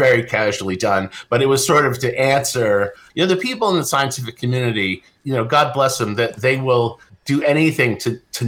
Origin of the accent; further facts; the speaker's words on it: Lincoln, Massachusetts, United States; growing up in Lincoln, Massachusetts